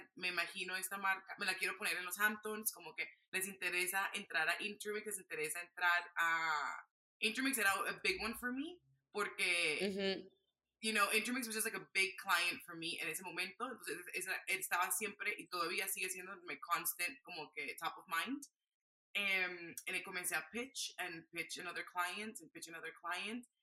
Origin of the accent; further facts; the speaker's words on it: Barranquilla, Atlántico, Colombia; moved away; me fui a Barranquilla, Colombia, de donde yo soy